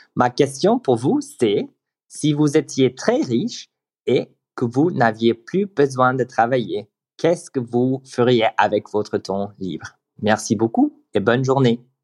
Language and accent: French; United States; French is a second language; now in Germany; je viens des États-Unis, mais en ce moment j'habite en Allemagne